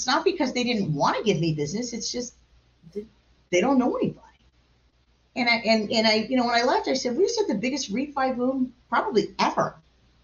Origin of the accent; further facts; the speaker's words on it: Long Beach, California, United States; I'm from Long Beach, California. My family's lived in the same neighborhood for 81 years.